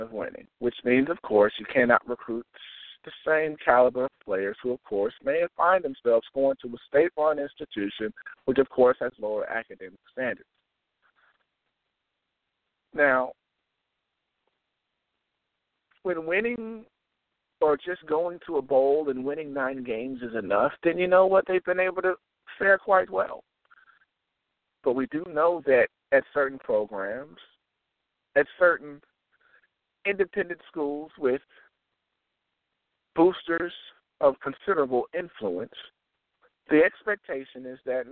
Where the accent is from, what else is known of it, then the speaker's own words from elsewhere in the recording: the South, United States; I am also from the South